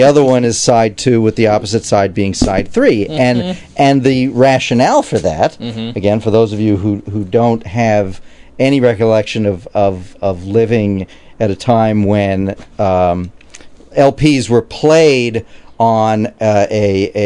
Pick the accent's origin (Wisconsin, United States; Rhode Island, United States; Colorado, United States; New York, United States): New York, United States; New York City; I grew up in Queens, Glendale, Queens, New York